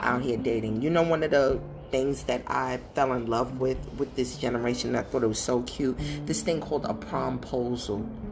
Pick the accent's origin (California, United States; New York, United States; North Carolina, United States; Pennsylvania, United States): New York, United States; New York City; growing up in Brooklyn, New York